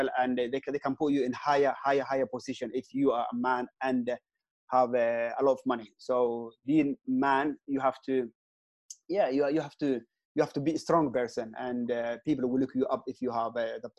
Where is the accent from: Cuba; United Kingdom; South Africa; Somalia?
Somalia; Mogadishu, Banaadir; moved away as an adult; also born or lived in Sweden; I am from Mogadishu. I born and raised up in Mogadishu. I went to Quranic school, primary, secondary, high school, and university in Mogadishu.